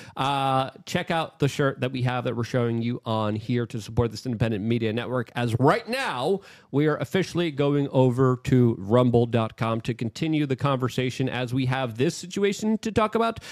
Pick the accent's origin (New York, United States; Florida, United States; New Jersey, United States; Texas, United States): New York, United States; I'm a New Yorker